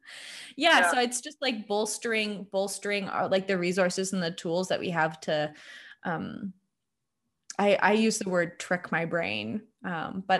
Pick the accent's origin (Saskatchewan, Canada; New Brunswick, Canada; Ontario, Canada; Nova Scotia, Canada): Ontario, Canada; Hamilton; I had grown up where I'm from Hamilton. I grew up downtown Hamilton